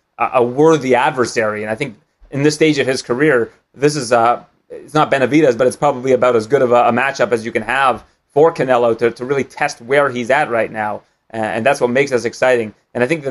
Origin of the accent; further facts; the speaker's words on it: Canada; as a Canadian